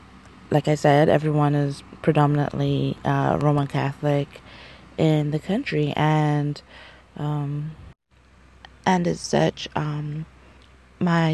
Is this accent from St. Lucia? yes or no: yes; St. Lucia; moved away as an adult; also born or lived in United States; growing up in St. Lucia and the Caribbean